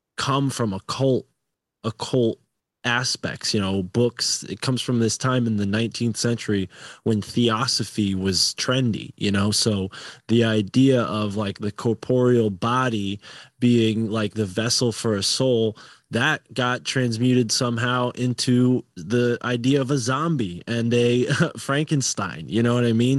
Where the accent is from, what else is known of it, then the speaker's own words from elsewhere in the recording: Northeast, United States; I was born in the Northeast